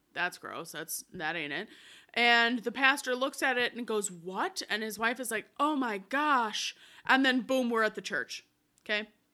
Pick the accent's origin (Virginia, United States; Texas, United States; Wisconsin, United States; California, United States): Wisconsin, United States; we're from Wisconsin